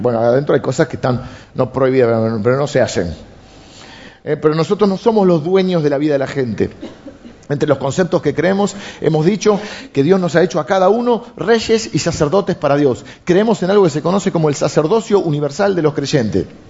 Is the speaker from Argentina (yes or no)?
yes; Argentina; tenemos los argentinos